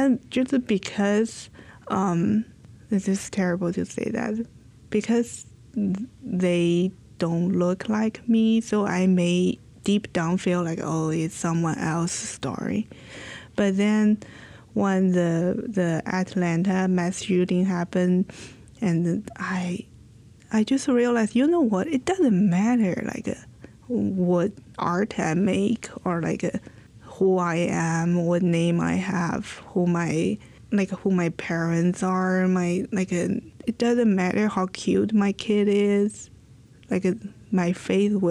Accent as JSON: {"language": "English", "country": "China", "moved": "yes", "lives_now": "United States", "said": "I am from China"}